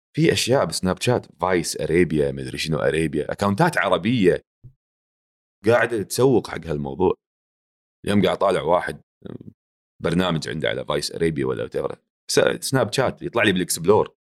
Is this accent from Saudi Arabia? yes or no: no; Kuwait; accent: Kuwaiti; also born or lived in Jordan; انا اعرف نفسي فلسطيني فلسطيني مواليد هني عايش هني طول عمري هني